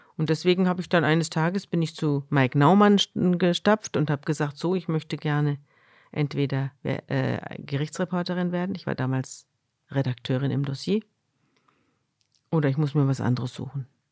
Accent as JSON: {"language": "German", "town": "Munich", "region": "Bavaria", "country": "Germany", "moved": "as an adult", "lives_now": "Hamburg, Germany", "said": "Ich komme ja aus Bayern, ich komme aus München."}